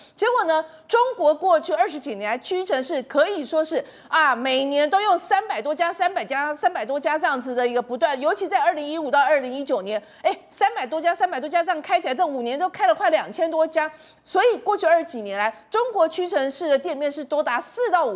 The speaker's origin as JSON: {"language": "Chinese", "country": "Taiwan", "said": "我们台湾人民"}